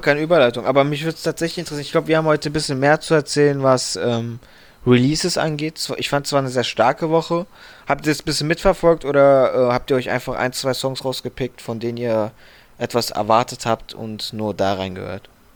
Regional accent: Frankfurt, Hesse, Germany; bei uns in Frankfurt

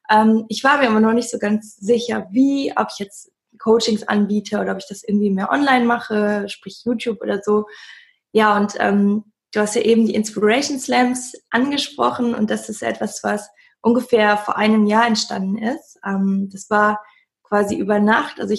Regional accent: Cologne, North Rhine-Westphalia, Germany; ich komme aus Köln.

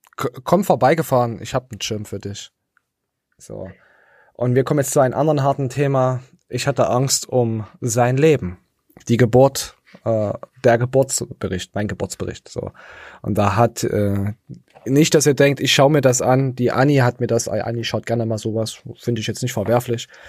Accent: East Germany, Germany; als äh, äh, Ostdeutscher

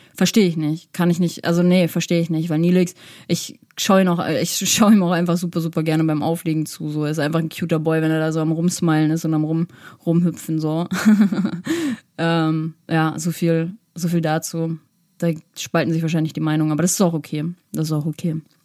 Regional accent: Winterberg, North Rhine-Westphalia, Germany; ich komme ja aus Winterberg

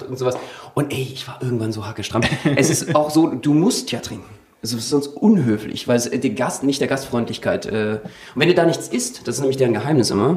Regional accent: Berlin, Germany; ich bin ja Berliner

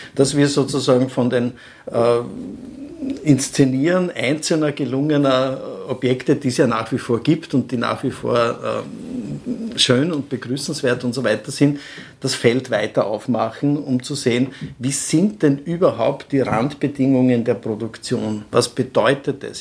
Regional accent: Burgenland, Austria; bei uns im Burgenland

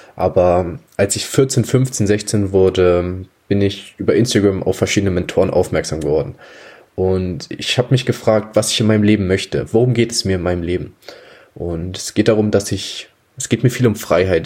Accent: Germany; ich bin 19 Jahre, komme aus einem kleinen Dorf in der Nähe von Hamburg

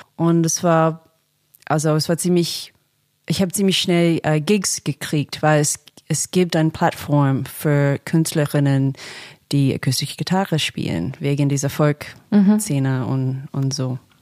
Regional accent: Australia; German is a second language; now in Berlin, Germany; ich komme ursprünglich aus Australien, deswegen spreche ich Deutsch mit einem Akzent

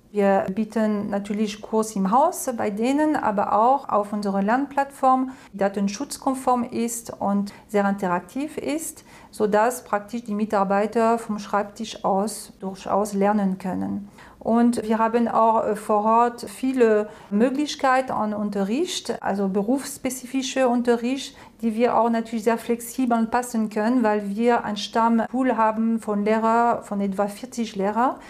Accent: France; German is a second language; moved away as an adult; now in Germany; ich bin Französin. Ich habe äh, angefangen, Deutsch zu lernen mit elf im College

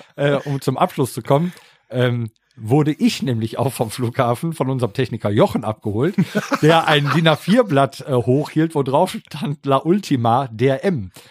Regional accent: Rhineland, Germany; ich bin Rheinländer

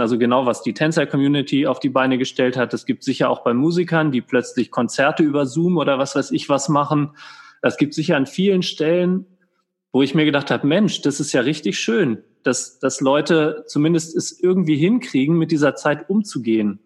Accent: Germany; now in Austria; ich bin Deutscher

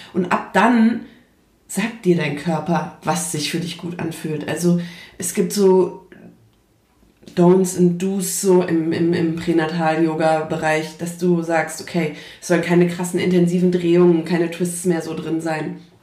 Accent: Frankfurt, Hesse, Germany; ich komme aus Frankfurt, beziehungsweise aus der Umgebung von Frankfurt

